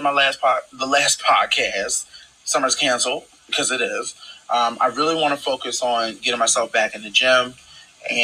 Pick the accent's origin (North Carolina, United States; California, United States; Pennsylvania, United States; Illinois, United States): Pennsylvania, United States; Philadelphia; also born or lived in Galloway, New Jersey; I am originally from Galloway, New Jersey, and raised in Philadelphia, North Philadelphia